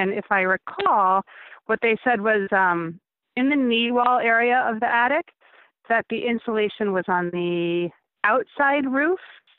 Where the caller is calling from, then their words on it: Tilson, New York, United States; Yes, Tilson, New York.